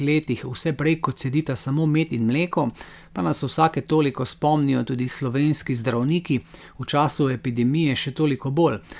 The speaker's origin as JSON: {"language": "Slovenian", "country": "Slovenia"}